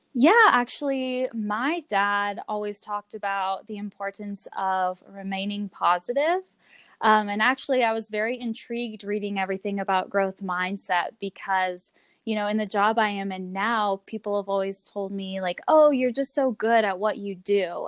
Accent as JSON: {"language": "English", "town": "Longmont", "region": "Colorado", "country": "United States", "tie": "born or raised there", "also_born_or_lived": "Florida", "said": "I grew up here in Longmont. I was born in Florida, um, but moved to Colorado to Longmont, Colorado, when I was six years old, and and went to elementary school, middle school, and high school here in Longmont."}